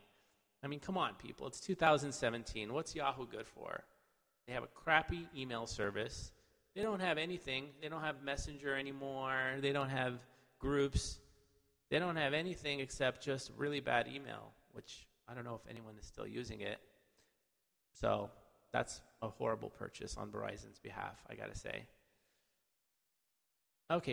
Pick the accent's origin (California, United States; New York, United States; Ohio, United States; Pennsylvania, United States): California, United States; I'm from California